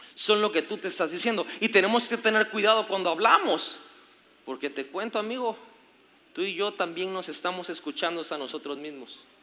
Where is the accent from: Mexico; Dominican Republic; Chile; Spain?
Mexico; como mexicanos que fuimos conquistados